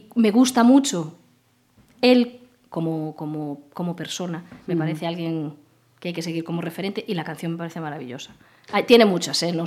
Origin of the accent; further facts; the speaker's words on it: Arcade, Galicia, Spain; also born or lived in Vigo / Santiago de Compostela; now in Pontevedra, Spain; realmente nací en Vigo porque el hospital, ah. el hospital donde nací estaba en Vigo, pero yo viví hasta los 14 años, viví con mis padres en Arcade.